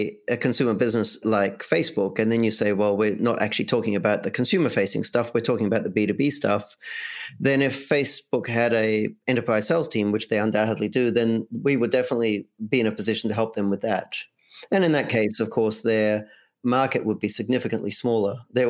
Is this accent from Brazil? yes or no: no; Australia; now in United States; I moved here from Australia, so we say diary in Australia.